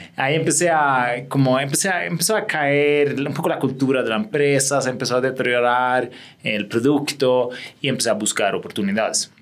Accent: Sweden; Spanish is a second language; moved away as an adult; also born or lived in England / Spain / London / Sao Paulo; yo soy sueco

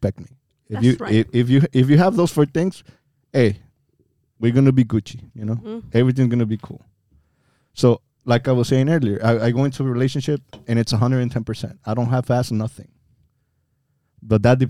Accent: Pachuca, Hidalgo, Mexico; now in United States; I was born and raised in Mexico

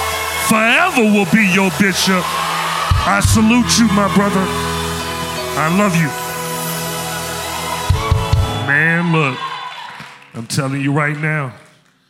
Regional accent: Memphis, Tennessee, United States; I'm from Memphis, as you can see, as you can tell. Memphis is still in me.

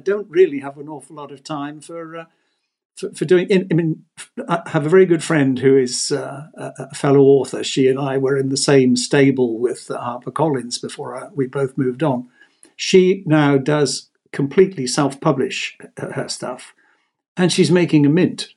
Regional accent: Exeter, South West England, United Kingdom; moved away as an adult; also born or lived in Italy; I was born and bred in Exeter, so we went to Exeter School

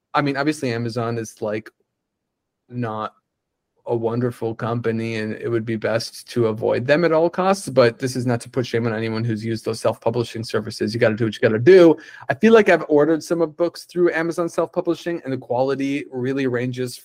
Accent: Upper Michigan, United States; also born or lived in Boston; now in Austin, United States; that is based in Upper Michigan where I'm from

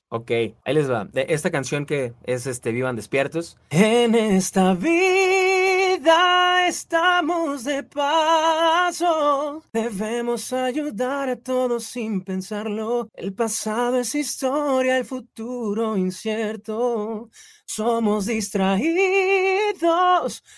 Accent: Mexico City, Mexico; moved away as an adult; now in Guadalajara, Mexico; yo nací, crecí en Ciudad de México, recientemente me moví a Guadalajara en, el año pasado

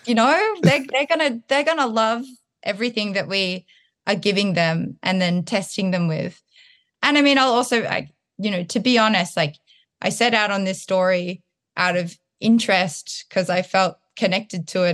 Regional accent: Townsville, Queensland, Australia; moved away; also born or lived in Sydney, Australia; I was born in Townsville and then I was going to school in Sydney and I noticed that my accent would change when I was up in Townsville.

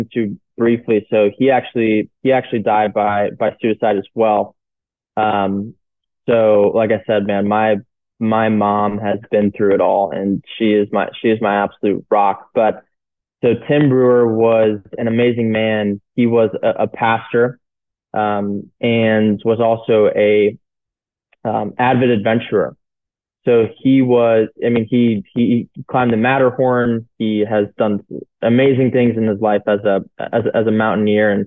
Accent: St. Louis, Missouri, United States; moved away; also born or lived in Chicago; So I was born in St. Louis, Missouri, a suburb outside of there

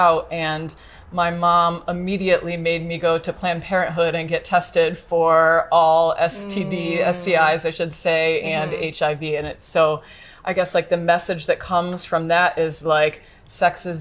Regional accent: United States; I'm from the United States

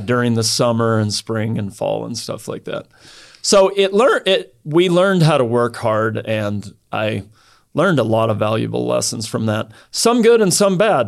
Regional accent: Idaho, United States; also born or lived in southern France; I grew up in Idaho. And, uh, grew up on a farm.

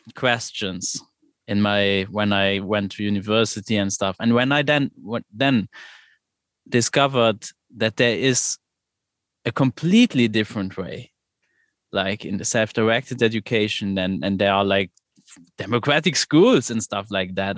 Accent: Luxembourg; I'm from Luxembourg and there is no democratic school in Luxembourg

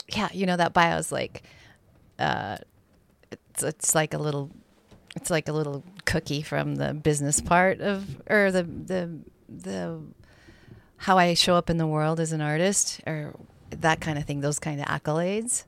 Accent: Bozeman, Montana, United States; also born or lived in Gillette, Wyoming; I grew up in the town of Bozeman, which is one of the bigger towns in Montana

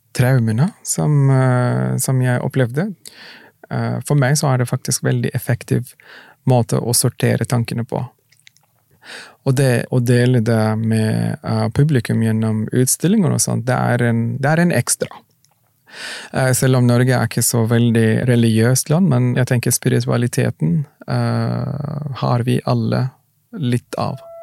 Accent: Mecca, Makkah Province, Saudi Arabia; also born or lived in Sudan; now in Norway; jeg vokste opp i Mekka

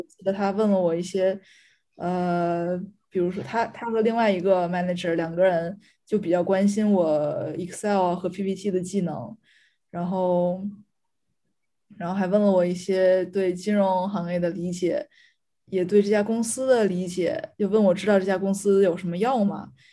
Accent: China; moved away as an adult; now in Paris, France; 只有我一个中国人

